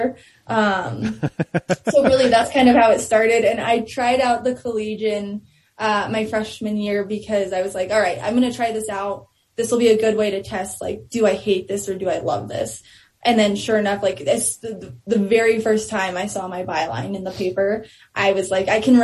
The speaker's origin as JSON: {"language": "English", "town": "Denver", "region": "Colorado", "country": "United States", "tie": "born or raised there", "also_born_or_lived": "Westminster / Thornton / Henderson / Brighton", "lives_now": "Louisville, United States", "said": "born and raised in Denver"}